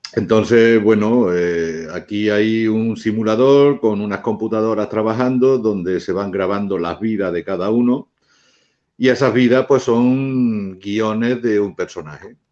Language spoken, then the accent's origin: Spanish; Spain; yo soy español